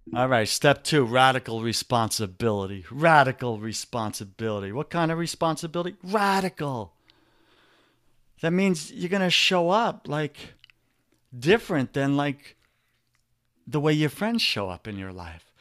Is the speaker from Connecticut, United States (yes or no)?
no; New York, United States; accent: New York; my New York accent is coming out.